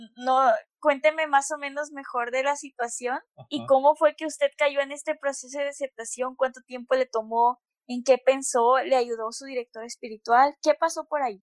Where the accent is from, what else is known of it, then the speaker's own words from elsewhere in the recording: Monterrey, Nuevo León, Mexico; soy de Monterrey, tengo 22 años